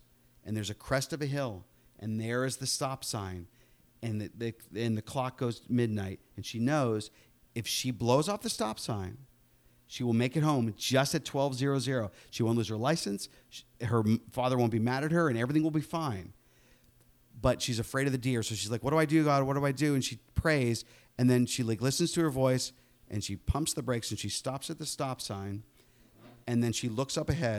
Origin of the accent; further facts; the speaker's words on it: Pittsburgh, Pennsylvania, United States; Charlie was a combination of my own childhood growing up in Pittsburgh